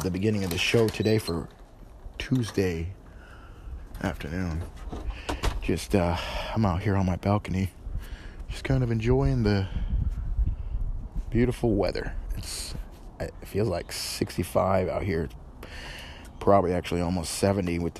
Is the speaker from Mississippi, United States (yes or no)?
no; northern New York, United States; now in Tennessee, United States; I'm from New York. Originally, I was raised in New York, mostly northern New York